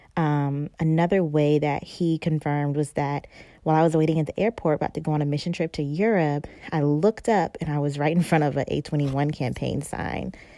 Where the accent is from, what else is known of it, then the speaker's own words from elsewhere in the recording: North Carolina, United States; moved away; I'm from North Carolina